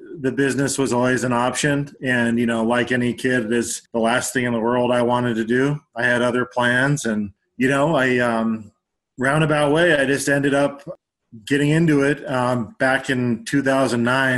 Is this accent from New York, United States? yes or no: no; Denver, Colorado, United States; also born or lived in Aurora, Colorado / Genesee, Colorado / Durango, Colorado; We lived in Aurora until I was about five, and then we moved to Genesee